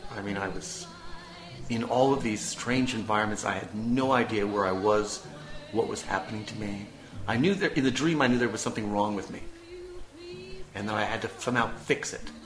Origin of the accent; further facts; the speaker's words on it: United States; moved away as an adult; now in Prague, Czech Republic; I am an American